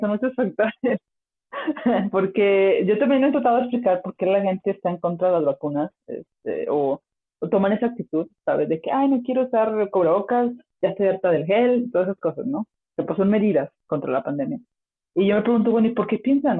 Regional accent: Mexico; moved away; soy súper orgullosa de México

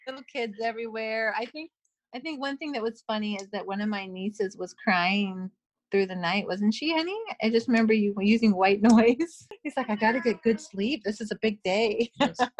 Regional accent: Simi Valley, California, United States; now in British Columbia, Canada; I was originally from um, the Simi Valley, California area.

